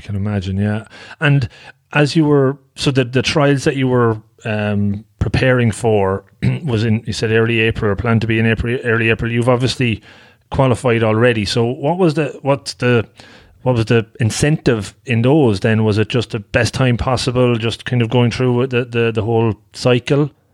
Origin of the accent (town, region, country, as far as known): Longford, Leinster, Ireland; born or raised there